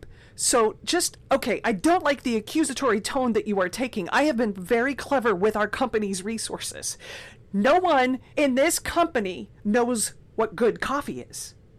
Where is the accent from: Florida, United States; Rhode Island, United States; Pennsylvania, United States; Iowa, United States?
Florida, United States; Orlando; born or raised there